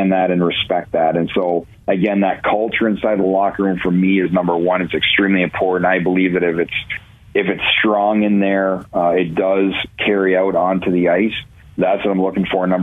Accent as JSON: {"language": "English", "region": "Ontario", "country": "Canada", "tie": "born or raised there", "moved": "yes", "lives_now": "Cleveland, United States", "said": "growing up in Ontario, I didn't watch the NFL"}